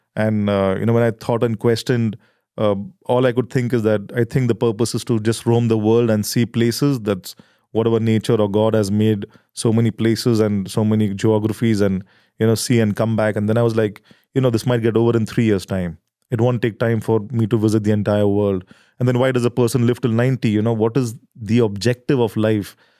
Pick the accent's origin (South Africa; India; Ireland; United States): India; we are farmers from India. And, uh, we come from a small village in the heartland of rural India